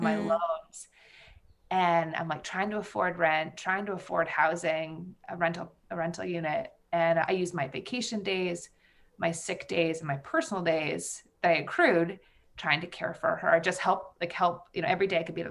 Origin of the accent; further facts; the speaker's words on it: Vermont, United States; I grew up in Vermont on a very rural vegetable and dairy farm. I was actually born on the farm.